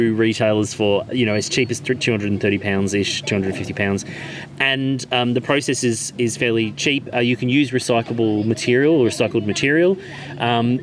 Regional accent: Australia; moved away; I'm Australian

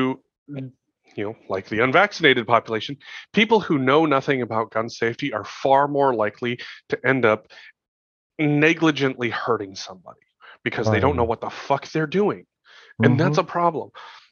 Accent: Montana, United States; I grew up in Montana.

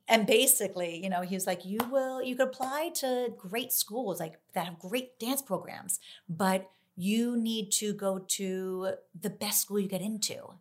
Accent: New Jersey, United States; I'm from New Jersey

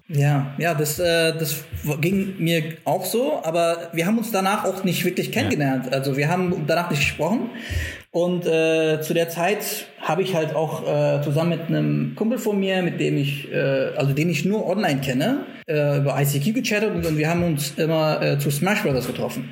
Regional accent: Frankfurt, Hesse, Germany; moved away as an adult; also born or lived in Stuttgart; komme aus Frankfurt

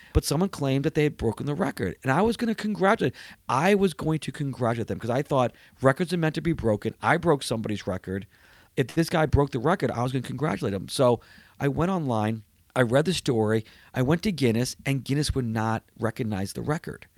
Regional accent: New York City, New York, United States; moved away; I was born in New York. I'm a New Yorker

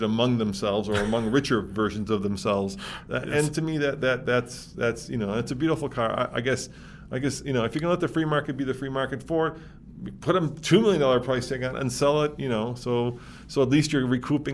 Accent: Chicago, Illinois, United States; moved away; Chicago. You're my hometown

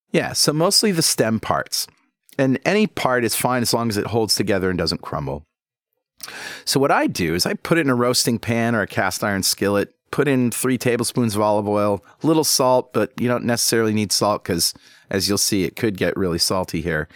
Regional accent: New England, United States; accent: Yankee; I was born and raised here in New England

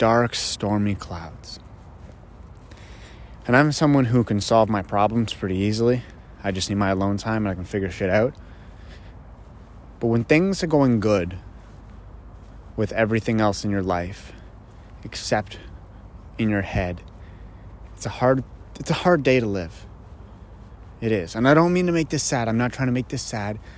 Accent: Greely, Ontario, Canada; I grew up in a small little town called Greeley, and it's just outside of Ottawa

